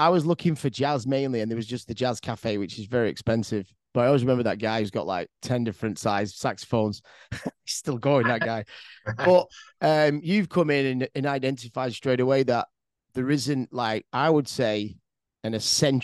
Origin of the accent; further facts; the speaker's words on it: Manchester, North West England, United Kingdom; moved away as an adult; now in Vietnam; we're from Manchester, and we've been growing up in warehouse raves